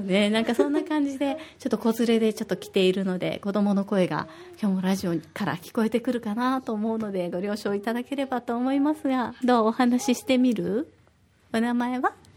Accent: Osaka, Japan; now in Okinawa, Japan; 私は大阪出身

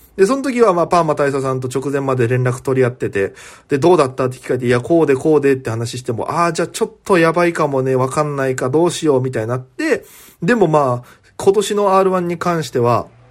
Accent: Itoman, Okinawa, Japan; moved away as an adult; 糸満の米酢、僕もですよ

